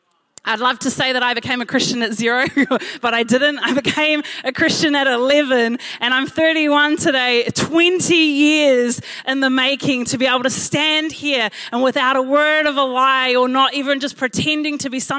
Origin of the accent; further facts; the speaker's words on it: Blockhouse Bay, Auckland, New Zealand; born there; I told them all I was born in Blockhouse Bay. And I realized as I said that, that I actually didn't know if that was true.